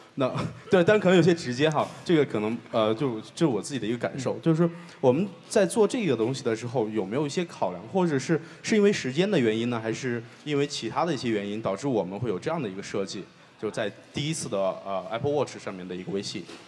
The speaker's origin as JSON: {"language": "Chinese", "country": "China", "said": "对于我们中国人来说"}